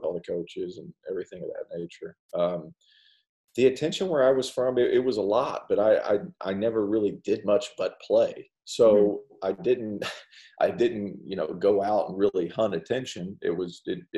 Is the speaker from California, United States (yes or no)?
no; Tennessee, United States; now in Clemson, United States; I grew up in Tennessee for most of my childhood